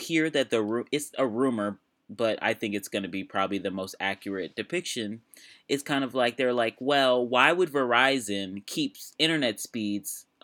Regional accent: United States

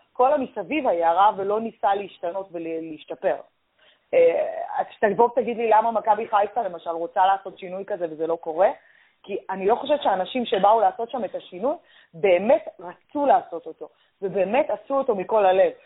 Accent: Tel Aviv, Tel Aviv District, Israel; אני גדלתי ביד אליהו

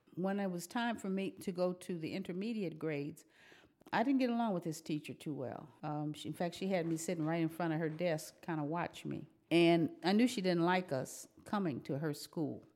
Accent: Terre Haute, Indiana, United States; moved away; also born or lived in Washington, D.C.; I was born in Terre Haute, Indiana. My mother was a third generation Hoosier. I'm a fourth generation

